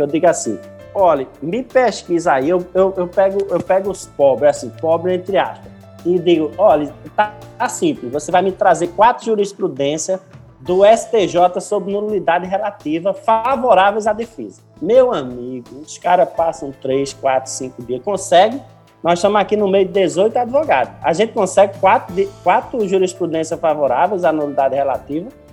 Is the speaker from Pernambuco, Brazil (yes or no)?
yes; Recife, Pernambuco, Brazil; eu sou recifense